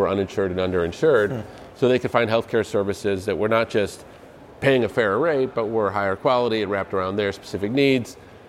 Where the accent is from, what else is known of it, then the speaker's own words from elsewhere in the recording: Evanston, Illinois, United States; I grew up right outside of Chicago.